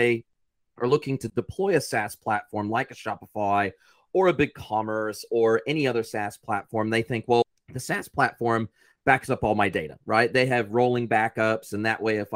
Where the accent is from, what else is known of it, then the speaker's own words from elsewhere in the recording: United States; moved away as an adult; now in New Zealand; I'm originally American and I've been in New Zealand for 25 years.